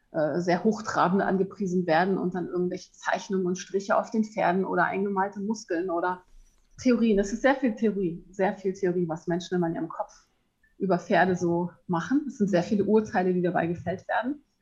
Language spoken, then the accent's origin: German; Hamburg, Germany; Und ich bin in Hamburg aufgewachsen am Stadtrand